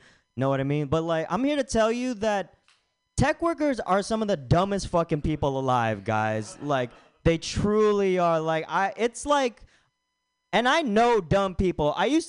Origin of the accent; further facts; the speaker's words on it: Philippines; the only time I don't really get flack about being Filipino is when I have glasses on